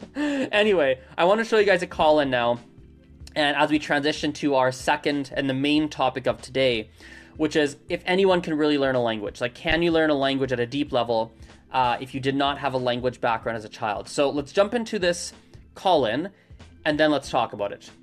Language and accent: English; Canada; I grew up with English because I'm born and raised in Canada.